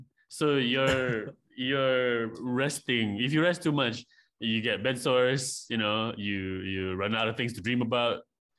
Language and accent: English; Malaysia; I'm from Malaysia.